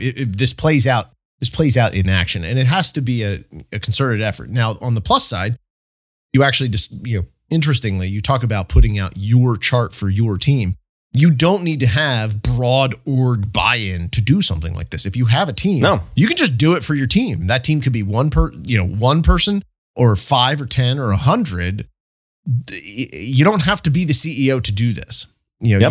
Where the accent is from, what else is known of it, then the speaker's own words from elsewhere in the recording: State College, Pennsylvania, United States; my hometown, State College here